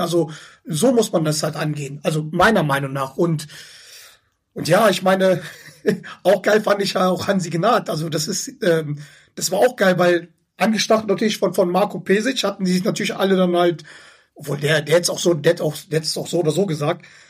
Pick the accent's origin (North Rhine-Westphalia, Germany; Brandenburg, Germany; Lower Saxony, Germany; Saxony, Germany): North Rhine-Westphalia, Germany; Schwelm; Ich sag, Schwelm ist zwischen Wuppertal und Hagen